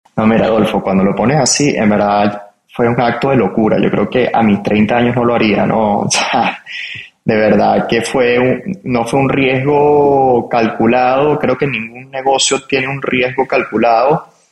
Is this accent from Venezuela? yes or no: yes; Venezuela; Yo soy venezolano